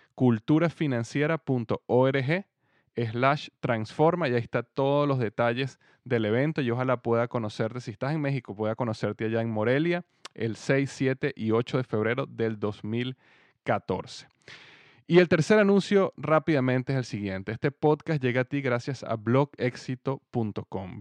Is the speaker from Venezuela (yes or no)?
yes; Venezuela; moved away as an adult; also born or lived in United States; now in Cincinnati, United States; yo nací en Estados Unidos, pero yo viví en Venezuela prácticamente toda mi vida. Desde bebé hasta los 28 años yo viví en Venezuela